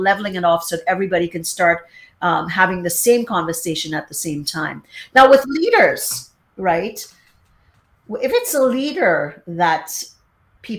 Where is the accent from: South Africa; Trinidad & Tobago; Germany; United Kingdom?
Trinidad & Tobago; me in Trinidad, kind of extended family